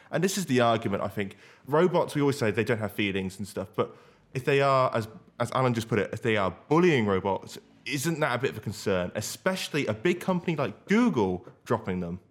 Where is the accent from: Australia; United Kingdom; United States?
United Kingdom; Banbury, South East England; my hometown of Banbury